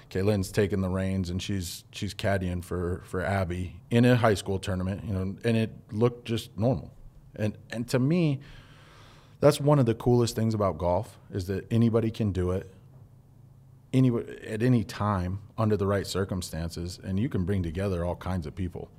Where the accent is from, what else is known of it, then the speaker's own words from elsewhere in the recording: Twin Falls, Idaho, United States; I didn't live a, a typical Twin Fallsian